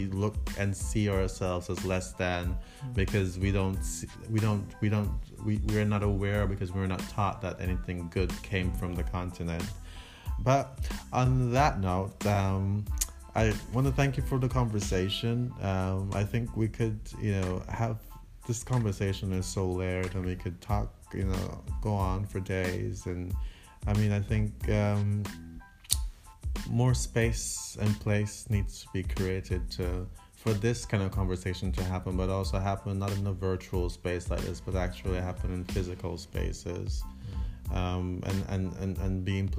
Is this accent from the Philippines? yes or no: no; Jamaica; I'm very bad at even doing a Jamaican accent, and I'm Jamaican.